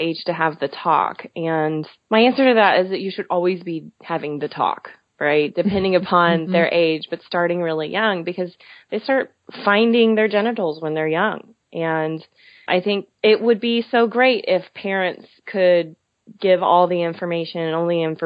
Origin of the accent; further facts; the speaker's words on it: Texas, United States; also born or lived in Philadelphia; I was born and raised in Texas, so I'm very aware of the culture